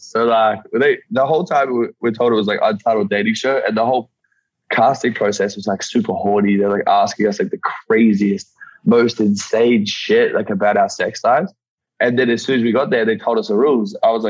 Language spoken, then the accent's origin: English; Yeppoon, Queensland, Australia; This small country coastal town called Yeppoon.